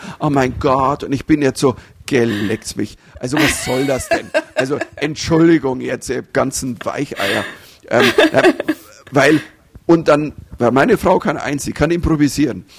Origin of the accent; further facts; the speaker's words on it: Germany; als Deutscher